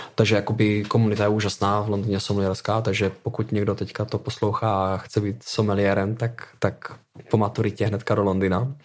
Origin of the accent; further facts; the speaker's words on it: Moravia, Czechia; now in London, United Kingdom; samozřejmě pocházím z Moravy, máme tady nějakou tradici celkem, celkem velkou. Já už jsem od 15 let chodil v kroju u nás na vesnici